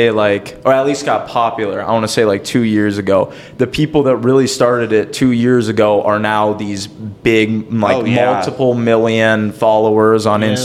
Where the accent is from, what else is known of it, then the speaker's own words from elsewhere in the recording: Elk River, Minnesota, United States; also born or lived in Princeton, Minnesota; I've been in Elk River, Minnesota basically my whole life